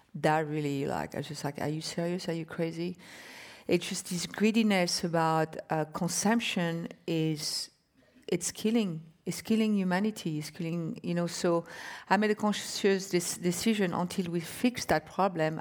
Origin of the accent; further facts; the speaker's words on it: France; moved away; I was born and raised in France